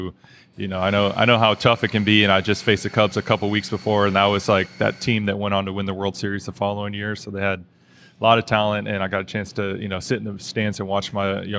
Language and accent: English; Oakland, California, United States; So growing up in the Bay Area, I played baseball in an all-black league down at Greenman Field in East Oakland.